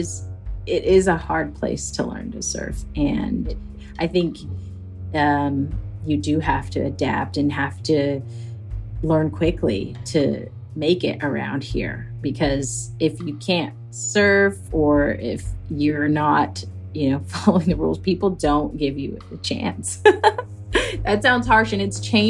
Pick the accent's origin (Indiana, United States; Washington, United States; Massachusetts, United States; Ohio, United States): Washington, United States; suburb outside of Seattle; I grew up in the Pacific Northwest, kind of in a suburb outside of Seattle.